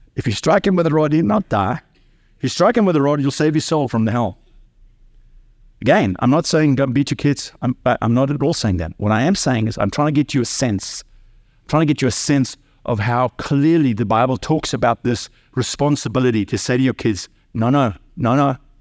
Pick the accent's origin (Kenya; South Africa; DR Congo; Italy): South Africa; I grew up in South Africa under apartheid.